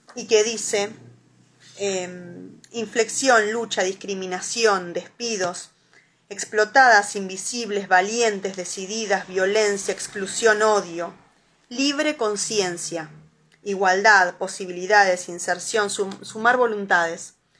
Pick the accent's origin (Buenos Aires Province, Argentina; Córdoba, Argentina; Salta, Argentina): Buenos Aires Province, Argentina; La Plata; yo soy de La Plata